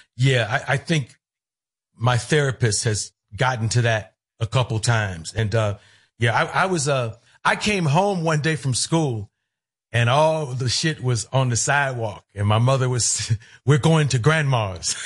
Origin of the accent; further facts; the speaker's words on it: Cleveland, Ohio, United States; moved away as an adult; I grew up in Cleveland